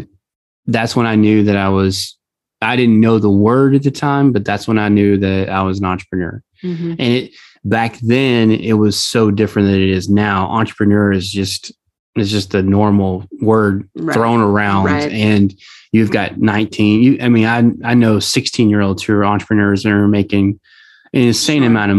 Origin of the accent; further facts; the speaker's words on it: Southeast Texas, United States; I grew up in Southeast Texas around the oil industry